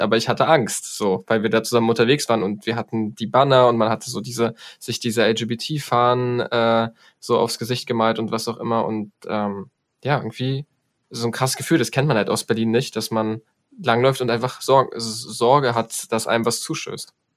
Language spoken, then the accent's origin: German; Poland; Also ich als Pole